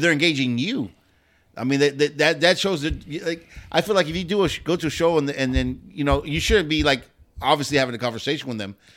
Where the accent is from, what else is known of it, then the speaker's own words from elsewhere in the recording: Pasadena, California, United States; I grew up in Pasadena